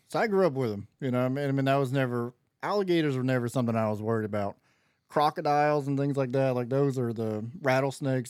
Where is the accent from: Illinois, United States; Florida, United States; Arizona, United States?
Florida, United States; I'm from Florida.